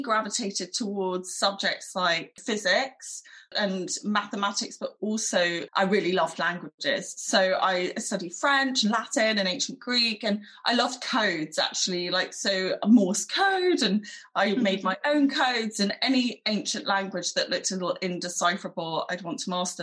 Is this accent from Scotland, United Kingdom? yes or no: no; London, United Kingdom; I grew up in London. I went to primary school in East Finchley